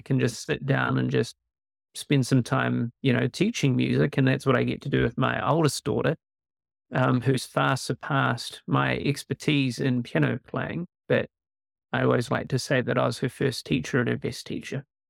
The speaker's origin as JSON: {"language": "English", "country": "New Zealand", "tie": "born or raised there", "said": "born and raised in New Zealand, uh, which is hence a bit of an accent"}